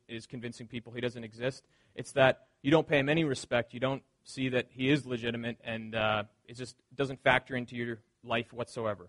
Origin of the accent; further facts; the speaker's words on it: the Maritimes, Canada; growing up in the Maritimes